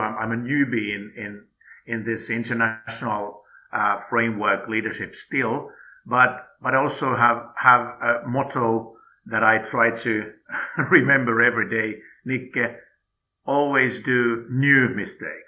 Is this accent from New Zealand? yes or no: no; Finland; moved away as an adult; now in Qatar; my home country